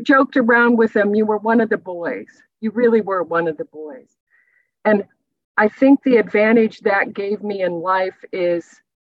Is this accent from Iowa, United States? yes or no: yes; Iowa, United States; moved away as an adult; also born or lived in Texas; as a young girl growing up in the Midwest